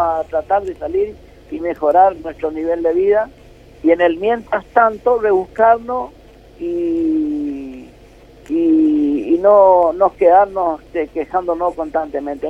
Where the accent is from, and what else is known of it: Argentina; also born or lived in Rosario